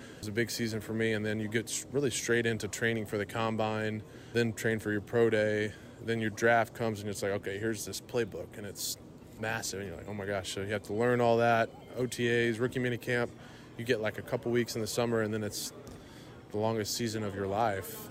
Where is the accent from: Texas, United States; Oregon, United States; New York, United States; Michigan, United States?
Texas, United States; Houston; here in Houston, in my hometown